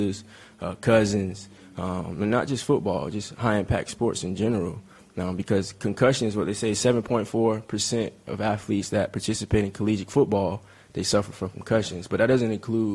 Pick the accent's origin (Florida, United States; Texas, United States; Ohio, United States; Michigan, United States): Florida, United States; Sanford; I'm from Florida, from Sanford